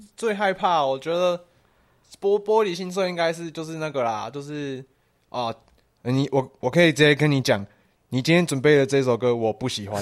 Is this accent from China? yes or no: no; Taiwan; 我们就是台湾人，我们就是，诶，小时候翘课打网咖的那种白痴